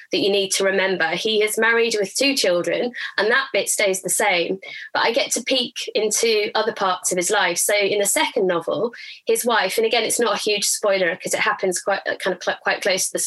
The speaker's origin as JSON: {"language": "English", "town": "Durham", "region": "North East England", "country": "United Kingdom", "tie": "born or raised there", "said": "So I grew up in Durham, which is another kind of similar to Canterbury, kind of big cobbled cathedral town"}